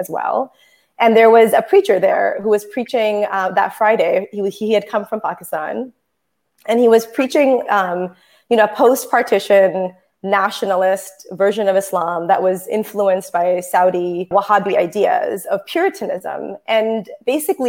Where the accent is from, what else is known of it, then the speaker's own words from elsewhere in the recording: Toronto, Ontario, Canada; I was born in Toronto, raised by Muslim parents